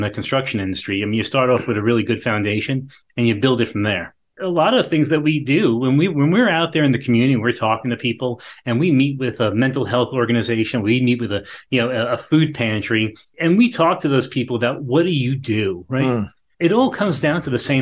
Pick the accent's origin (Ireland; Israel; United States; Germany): United States; Long Island, New York; now in North Carolina, United States; I grew up on Long Island. I grew up in New York, Long Island.